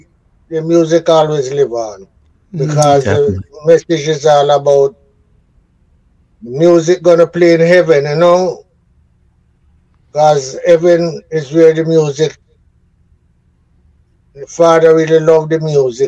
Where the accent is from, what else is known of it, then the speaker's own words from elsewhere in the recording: Kingston, Jamaica; also born or lived in Saint Ann, Jamaica; I was born in the parish of St. Anne's. Lime Tree Garden. That's where my mother and my father come from, you know. And I was born there, but I grew up in Trenchtown. My mother took me to Kingston when I was 5 years old.